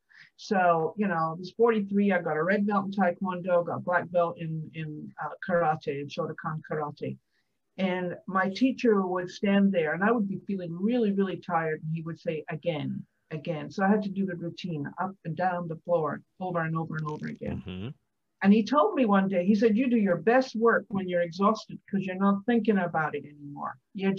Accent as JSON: {"language": "English", "region": "Scotland", "country": "United Kingdom", "said": "I'm a warrior from the Highlands of Scotland."}